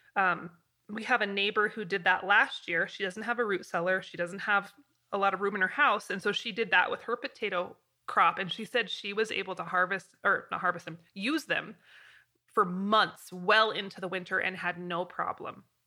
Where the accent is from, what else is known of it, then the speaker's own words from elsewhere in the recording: Pacific Northwest, United States; now in Wyoming, United States; I'm from the Pacific Northwest